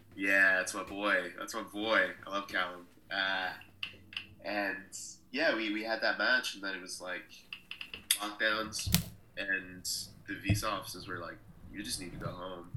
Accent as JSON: {"language": "English", "town": "Waterloo", "region": "Iowa", "country": "United States", "tie": "born or raised there", "also_born_or_lived": "United Kingdom", "accent": "American", "moved": "as an adult", "said": "I was born in Waterloo, Iowa, which is the uh, birthplace of the NWA. Uh, it's also where the Wrestling Hall of Fame is located. And so I grew up in a very wrestling city"}